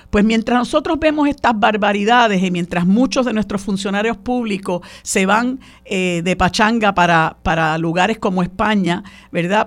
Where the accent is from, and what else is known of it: Puerto Rico